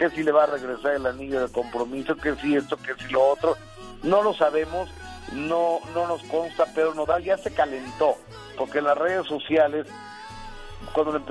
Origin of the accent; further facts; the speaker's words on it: Mexico; así somos los mexicanos